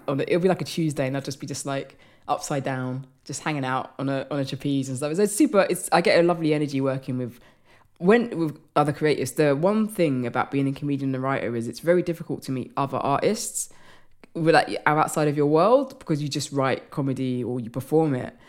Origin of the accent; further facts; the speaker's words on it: London, United Kingdom; I'm from London